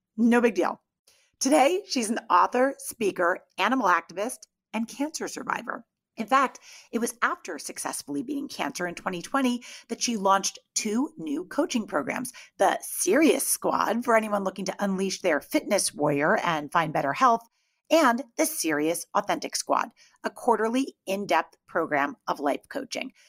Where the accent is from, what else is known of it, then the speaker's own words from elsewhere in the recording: Greenwich, Connecticut, United States; moved away; we're both from Greenwich, Connecticut, like, originally